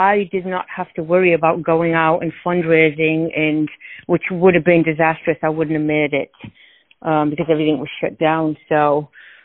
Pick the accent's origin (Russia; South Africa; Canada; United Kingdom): United Kingdom; North East England; moved away as an adult; I was born and raised in the northeast of England